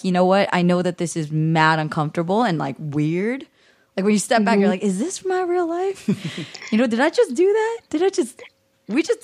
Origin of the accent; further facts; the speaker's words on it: the Bay Area, California, United States; we're both girls from the Bay